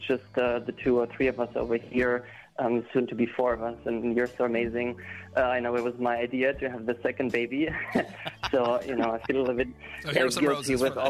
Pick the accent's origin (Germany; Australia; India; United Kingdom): Germany; moved away as an adult; now in United States; I'm from Germany.